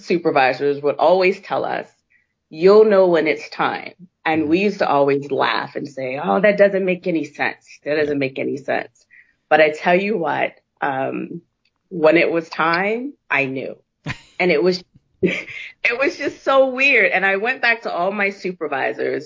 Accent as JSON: {"language": "English", "region": "New Jersey", "country": "United States", "tie": "born or raised there", "moved": "as an adult", "said": "I grew up in New Jersey. And so I still had this Jersey mentality"}